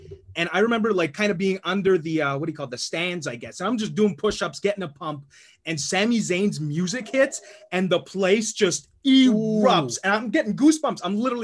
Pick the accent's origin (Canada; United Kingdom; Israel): Canada; as a Canadian